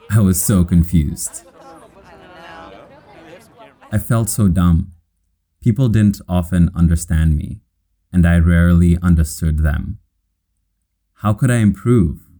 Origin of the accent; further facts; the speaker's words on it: Kenya; accent: Kenyan; now in New Rochelle, United States; It was hard for the Americans to understand my Kenyan accent.